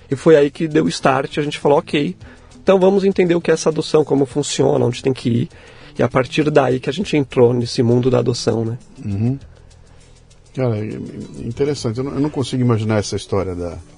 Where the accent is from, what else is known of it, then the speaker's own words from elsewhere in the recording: São Paulo, Brazil; born there; Nasci em São Paulo mesmo